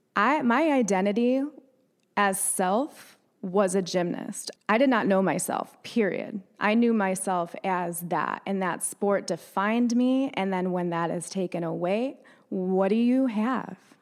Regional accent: upstate New York, United States; moved away as an adult; also born or lived in Davidson, North Carolina / Cornelius, North Carolina; now in Lake Norman, United States

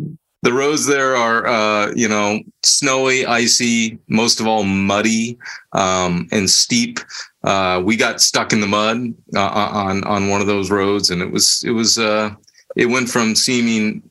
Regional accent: Bay Area, California, United States; moved away as an adult; I was born and raised in the Bay Area. My whole life I'd been there, nowhere else

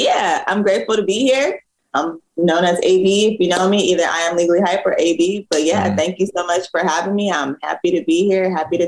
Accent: Compton, California, United States; So I'm originally a CPT baby.

